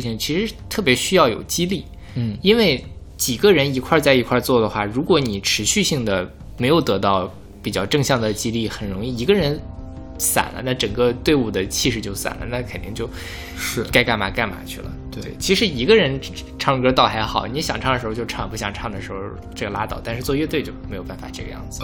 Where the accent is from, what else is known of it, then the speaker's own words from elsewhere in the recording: northern China, China; 我是北方人